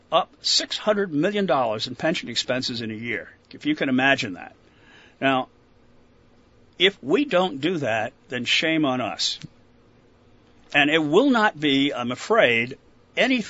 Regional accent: Philadelphia, Pennsylvania, United States; now in Vermont, United States; I was born in Philadelphia

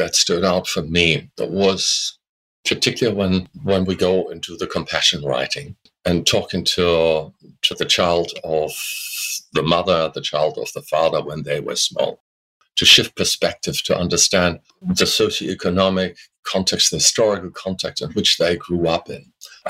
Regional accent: Germany; moved away as an adult; now in Australia; And I was able to postpone conscription, which we still had in those days in Germany, the military draft, you know.

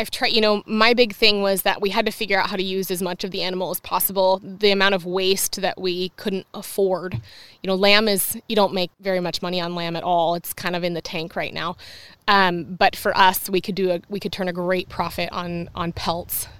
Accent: La Conner, Washington, United States; I grew up in Laconner. It's really small.

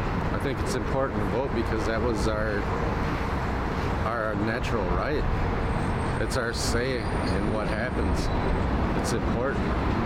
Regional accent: Keweenaw Bay Indian Community, Baraga, Michigan, United States; now in Minneapolis, United States; I'm from Kiwanis Bay Indian Community in Bergen, Michigan. I'm homeless.

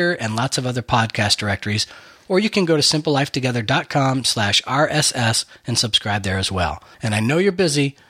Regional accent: Buffalo, New York, United States; now in Central Texas, United States; I'm originally from Buffalo, New York

